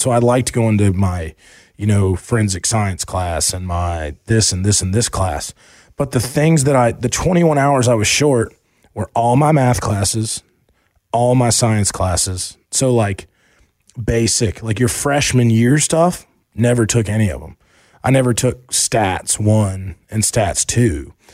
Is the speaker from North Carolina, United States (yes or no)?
yes; Asheville, North Carolina, United States; also born or lived in Charlotte; we moved from Charlotte to Asheville